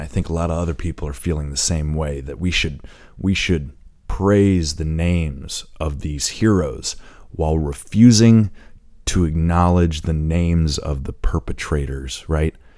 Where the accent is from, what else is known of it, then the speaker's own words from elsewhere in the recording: Indiana, United States; being that I grew up in Indiana, I'm a proud Hoosier